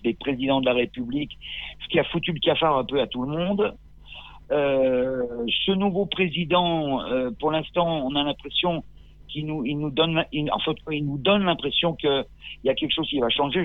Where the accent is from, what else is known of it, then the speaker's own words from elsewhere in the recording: Grenoble, Auvergne-Rhône-Alpes, France; moved away as an adult; now in Corsica, France; J'ai grandi jusqu'à 21 ans, j'ai grandi à Grenoble. Je suis né là-bas.